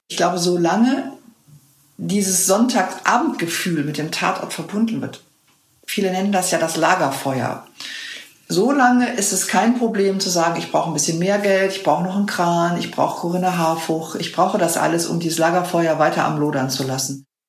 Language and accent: German; West Germany, Germany; als Wessi